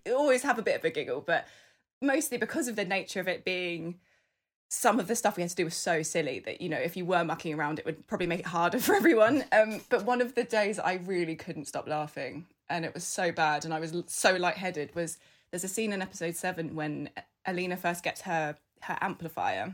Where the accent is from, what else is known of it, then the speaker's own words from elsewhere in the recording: United Kingdom; I was born in the U K, I'm British